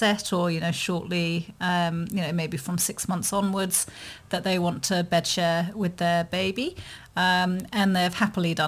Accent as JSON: {"language": "English", "country": "United Kingdom", "said": "being British"}